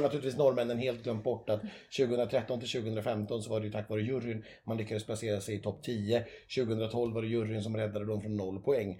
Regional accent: Sweden; vi svenskar

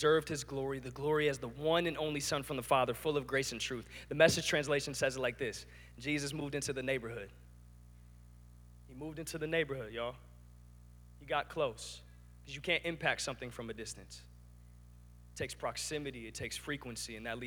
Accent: Lansing, Michigan, United States; I grew up in Lansing

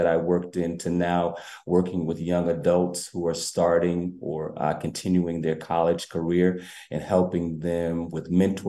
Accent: New Haven, Connecticut, United States; I am a homegrown New Havenite. I grew up in the New Hopeville area

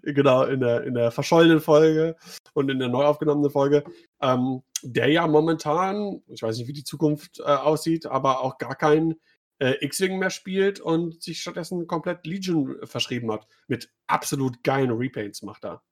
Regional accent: Düsseldorf, North Rhine-Westphalia, Germany; ich komme ja auch aus Düsseldorf

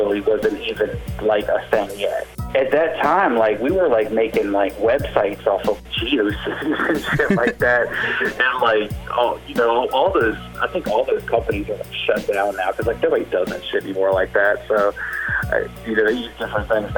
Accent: Richmond, United States; I'm a producer from Richmond

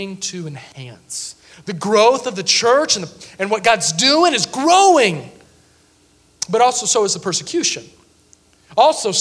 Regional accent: Sevierville, Tennessee, United States; now in Mount Olive, United States

